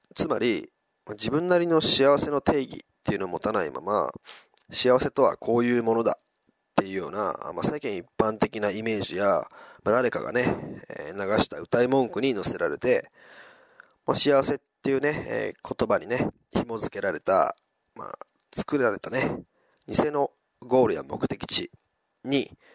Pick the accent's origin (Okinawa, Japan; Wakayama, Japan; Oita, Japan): Wakayama, Japan; now in Osaka, Japan; 今朝までね、地元の和歌山で過ごしていて